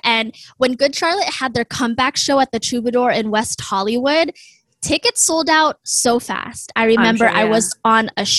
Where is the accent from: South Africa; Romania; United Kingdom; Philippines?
Philippines; now in United States; I'm Filipino American, and I am super, super proud of my heritage. I immigrated to the U.S. in the 90s, and I grew up in a really strict, toxic environment.